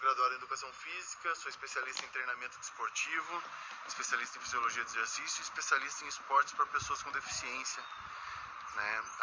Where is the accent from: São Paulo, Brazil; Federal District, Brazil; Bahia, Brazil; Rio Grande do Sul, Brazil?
São Paulo, Brazil; Taubaté; Sou aqui de Taubaté.